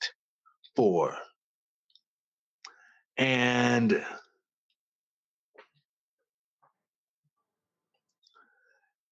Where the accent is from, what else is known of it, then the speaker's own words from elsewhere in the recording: New Orleans, Louisiana, United States; moved away; also born or lived in Washington, D.C.; I'm from New Orleans, so I don't mind wearing bright colors